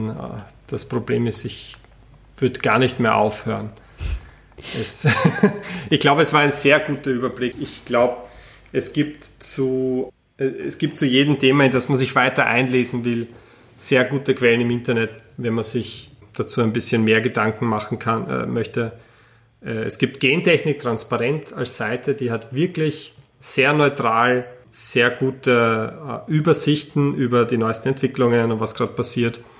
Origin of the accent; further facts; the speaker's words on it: Vienna, Austria; Ja, ich komme aus der Wiener Innenstadt, also.